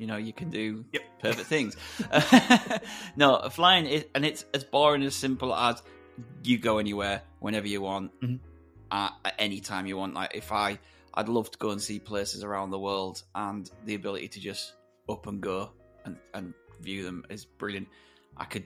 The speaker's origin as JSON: {"language": "English", "region": "Yorkshire and the Humber", "country": "United Kingdom", "tie": "born or raised there", "said": "Yorkshire born and bred. West Yorkshire lad, moved up to the heartland of Yorkshire between the moors and the dales when I was younger. And yeah, I live in North Yorkshire."}